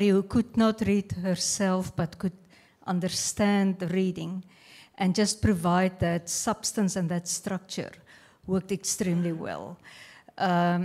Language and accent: English; South Africa; moved away; I'm from South Africa originally.